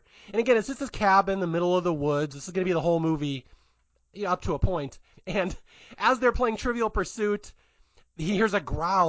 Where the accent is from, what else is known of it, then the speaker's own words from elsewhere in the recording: Pacific Northwest, United States; I can point this out because I'm from Bigfoot country. I'm from the Northwest.